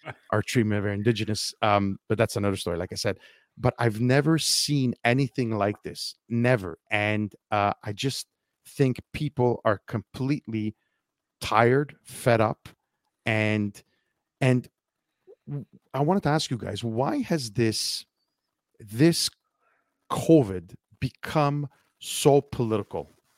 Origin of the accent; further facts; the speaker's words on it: Montreal, Quebec, Canada; I'm from Montreal